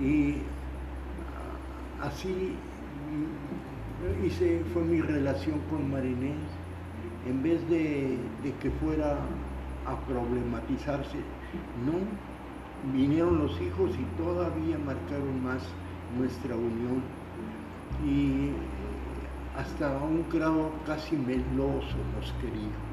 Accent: Monterrey, Nuevo León, Mexico; y yo como buen regimontano le pisaba siempre los pies cuando bailaba con ella.

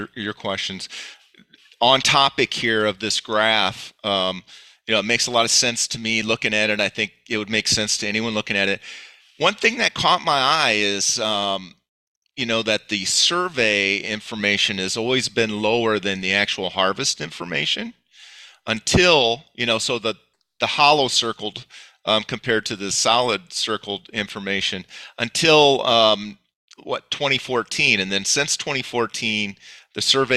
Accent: Northeast Iowa, United States; as I grew up in Northeast Iowa

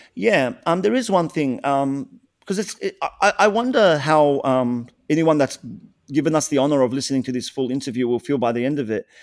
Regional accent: Australia

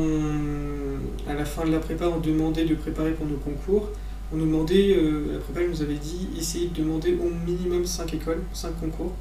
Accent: Ardèche, Auvergne-Rhône-Alpes, France; moi je suis d'Ardèche, donc euh, vraiment près de Saint-Étienne.

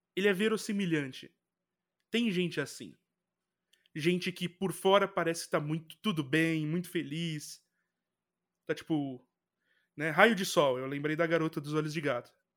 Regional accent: Brazil; Como brasileiro

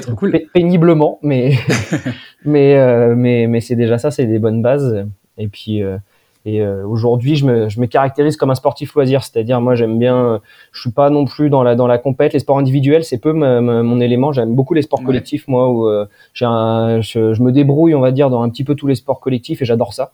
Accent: Poitiers, Nouvelle-Aquitaine, France; je suis né, moi, dans, à Poitiers, donc dans le, dans le Poitou où j'ai euh, fait un petit peu toute mon enfance

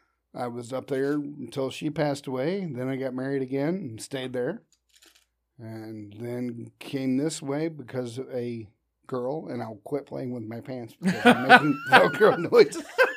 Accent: Würzburg, Bavaria, Germany; born there; Yeah, my dad was in the military. He was a sergeant. I was born in a place called Würzburg, Germany.

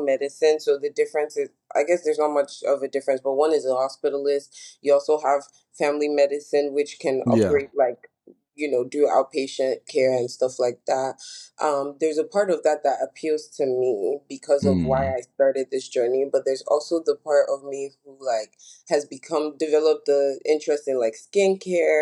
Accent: Nigeria; moved away; growing up in Nigeria

